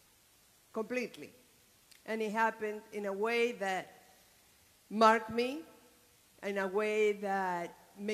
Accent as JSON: {"language": "English", "country": "Argentina", "tie": "born or raised there", "moved": "yes", "said": "I was born in Argentina some 67 years ago"}